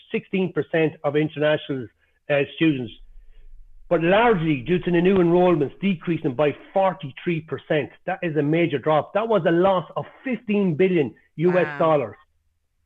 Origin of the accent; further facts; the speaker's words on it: Ireland; accent: Irish; moved away as an adult; also born or lived in Spain / United Kingdom; now in United States; I never lost my Irish accent